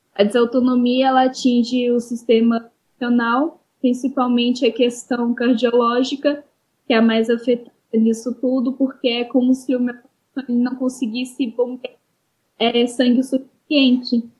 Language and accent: Portuguese; Minas Gerais, Brazil; sou de Minas Gerais